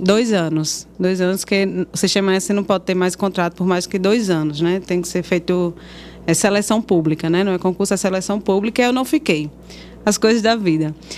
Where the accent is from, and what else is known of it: Currais Novos, Rio Grande do Norte, Brazil; born or raised there